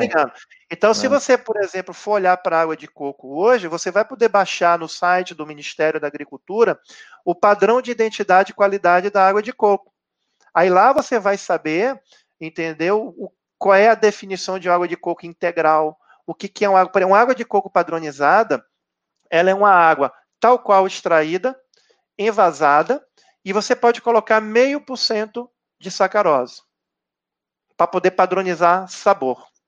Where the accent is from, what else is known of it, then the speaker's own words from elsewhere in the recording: Bahia, Brazil; eu sou baiano